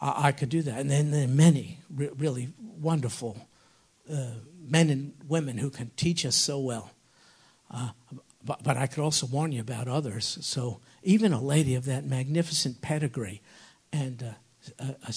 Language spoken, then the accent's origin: English; New York, United States; I'm a New Yorker